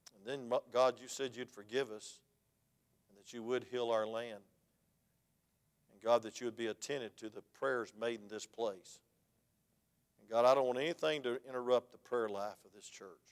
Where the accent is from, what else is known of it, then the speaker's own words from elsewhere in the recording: United States; I was from DeKalb County